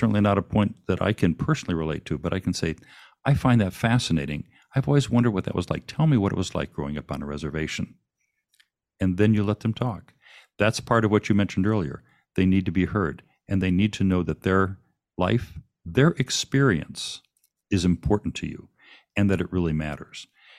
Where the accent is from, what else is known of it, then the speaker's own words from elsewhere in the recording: Saginaw, Michigan, United States; I went to high school in Saginaw, Michigan, which mm-hmm. is part of the Tri-Cities there.